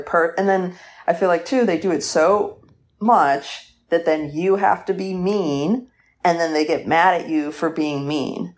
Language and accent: English; Atlanta, Georgia, United States; I'm from Atlanta, like, outside Atlanta